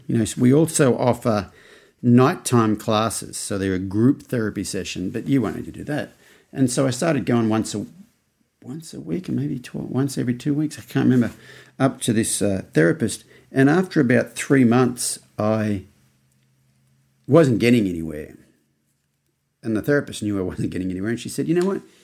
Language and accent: English; Australia; now in United States; as an Australian in America